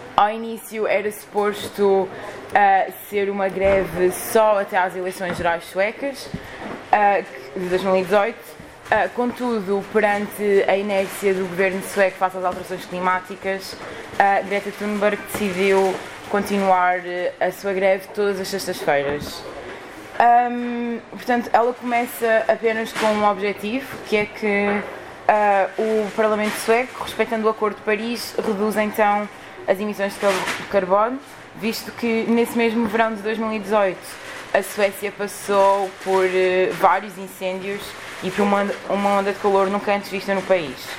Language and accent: Portuguese; Lisbon, Portugal; eu sou de Lisboa